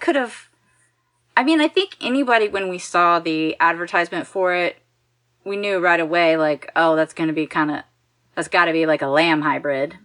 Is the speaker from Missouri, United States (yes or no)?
no; Texas, United States; I'm from Texas